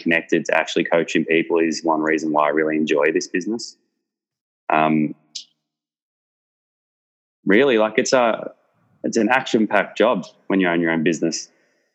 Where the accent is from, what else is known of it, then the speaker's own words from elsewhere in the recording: Melbourne, Victoria, Australia; I grew up in Research in Melbourne, which is essentially Eltham